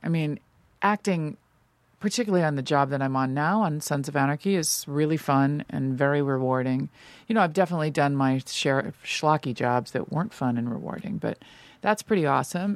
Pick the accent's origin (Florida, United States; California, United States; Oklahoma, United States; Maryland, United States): California, United States; Los Angeles; born or raised there; also born or lived in New York